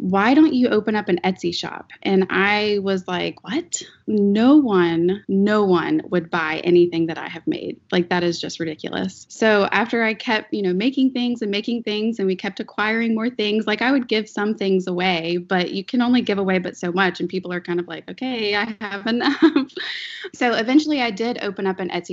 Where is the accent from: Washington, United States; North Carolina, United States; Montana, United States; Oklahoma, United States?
North Carolina, United States; Raleigh; I am from Raleigh, North Carolina